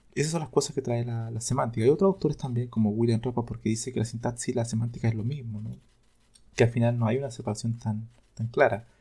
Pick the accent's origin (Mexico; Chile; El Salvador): Chile; yo soy de Chile